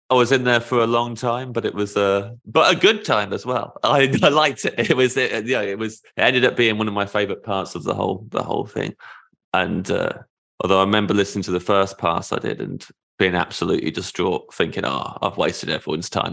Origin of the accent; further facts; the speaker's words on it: United Kingdom; As a Brit